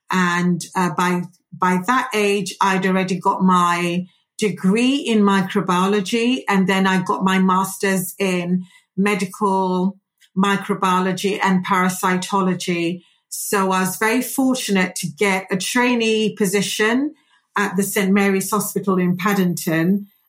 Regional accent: Nigeria; And I loved growing up in Nigeria as well.

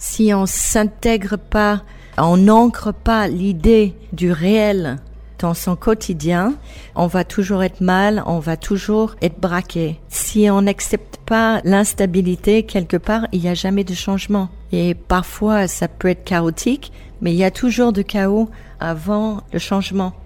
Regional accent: New England, United States; French is a second language; moved away as an adult; also born or lived in Basque Country, France; now in France; en Nouvelle-Angleterre, d'où je viens

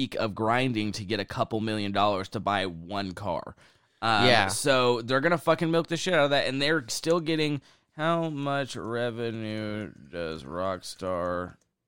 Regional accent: Oklahoma, United States

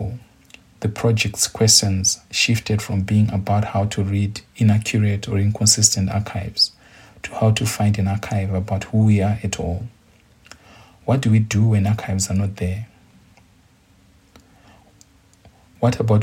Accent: Zimbabwe; from Zimbabwe

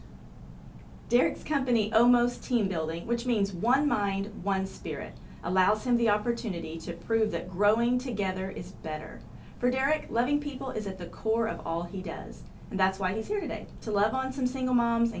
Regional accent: Tulsa, Oklahoma, United States; I grew up in Tulsa

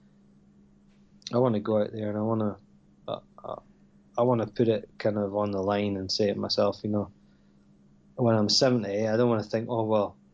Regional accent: Scotland, United Kingdom; growing up in Scotland

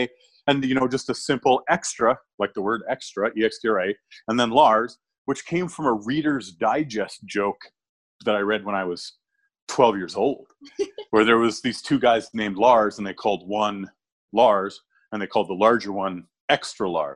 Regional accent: Edmonton, Alberta, Canada; my hometown where I do a bunch of my shows

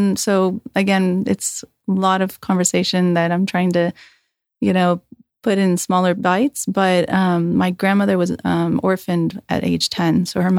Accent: Hayward, California, United States; also born or lived in San Leandro / Fremont; So I was born in Hayward. Okay. I was schooled between Hayward and San Leandro.

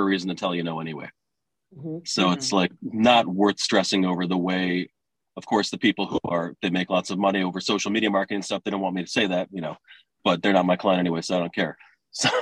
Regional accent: Detroit, Michigan, United States; also born or lived in California; I'm from Detroit, and every time I leave, it's like I've always come back

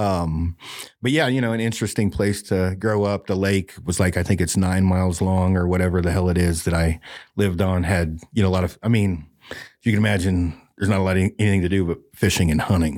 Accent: Detroit Lake, Oregon, United States; Oregon, yep. Uh, Detroit Lake, Oregon

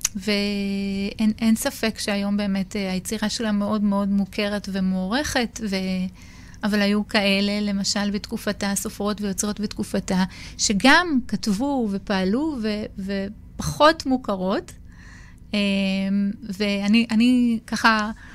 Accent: Acre, Northern District, Israel; אני ילידת עכו

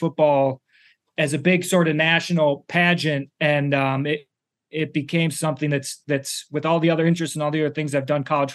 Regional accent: Minneapolis, Minnesota, United States; also born or lived in Iowa City, Iowa; I grew up in Minneapolis with the Gophers were the local team

